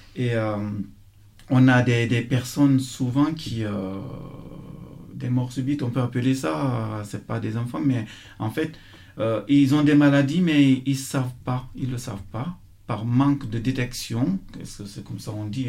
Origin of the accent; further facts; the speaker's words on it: Fria, Boké Region, Guinea; now in France; Je suis parti de Fria grâce au sport